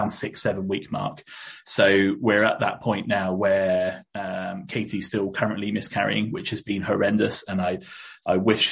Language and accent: English; Reading, South East England, United Kingdom; I was born in Reading, which is kind of down south, just east of London